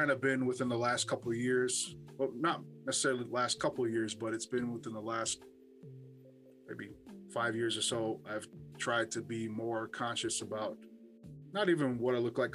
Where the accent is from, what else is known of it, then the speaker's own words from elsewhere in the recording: Hawaii, United States; growing up in Hawaii